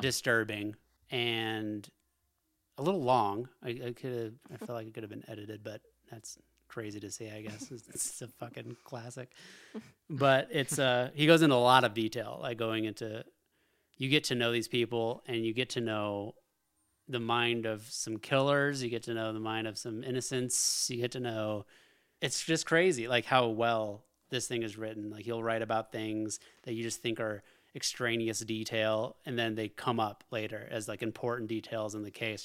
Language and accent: English; Alaska, United States; I grew up in Alaska.